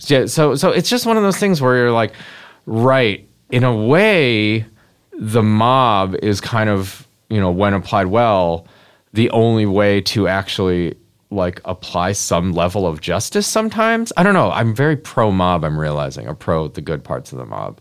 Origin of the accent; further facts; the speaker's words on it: Michigan, United States; I'm from fucking Michigan. I was born in Michigan.